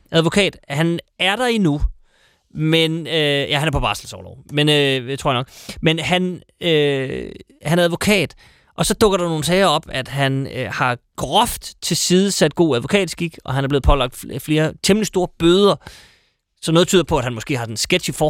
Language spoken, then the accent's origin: Danish; North Jutland, North Denmark Region, Denmark; moved away; Jeg er fra Nordjylland.